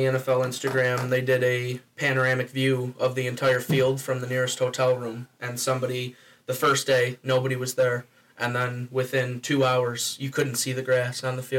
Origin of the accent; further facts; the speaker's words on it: Middleport, New York, United States; I'm from Middleport, New York.